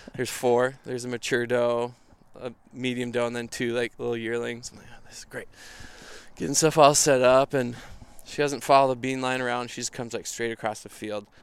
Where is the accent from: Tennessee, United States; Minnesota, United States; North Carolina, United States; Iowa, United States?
Minnesota, United States; Minneapolis; I'm from Minnesota, grew up in Minneapolis, still live here